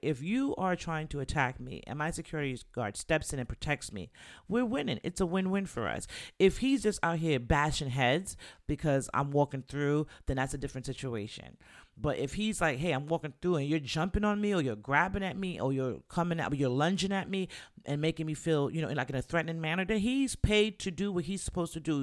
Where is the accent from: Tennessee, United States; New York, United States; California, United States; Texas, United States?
New York, United States; me growing up in New York